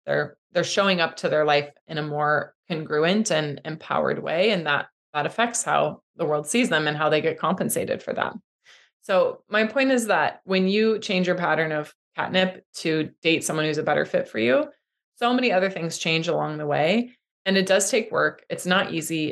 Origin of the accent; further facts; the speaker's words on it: Midwest, United States; I grew up in the Midwest